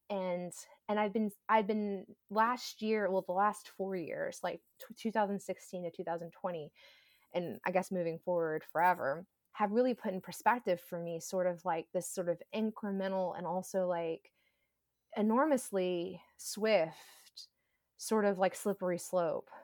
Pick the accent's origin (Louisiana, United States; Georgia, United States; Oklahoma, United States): Georgia, United States; moved away; I grew up in Georgia